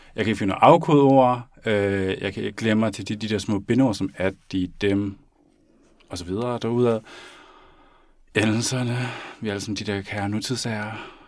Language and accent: Danish; Denmark; jeg er født og opvokset i Danmark